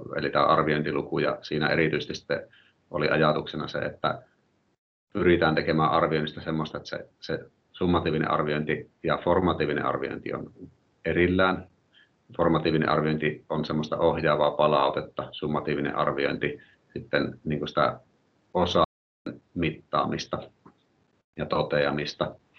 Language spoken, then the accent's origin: Finnish; Oulu, North Ostrobothnia, Finland; mä oon oululainen luokanopettaja